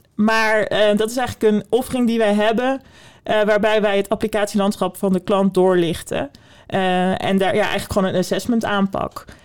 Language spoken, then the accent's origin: Dutch; Netherlands; wij als Nederlanders